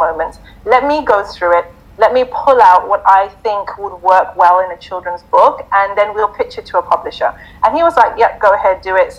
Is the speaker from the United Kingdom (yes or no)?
no; Zimbabwe; Mufti Menk's from my country, so we're both from Zimbabwe.